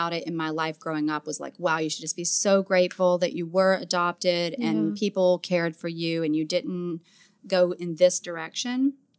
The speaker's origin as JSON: {"language": "English", "region": "the South", "country": "United States", "accent": "Southern", "said": "You can probably hear yeah. my accent too, especially when I start thinking about being Southern."}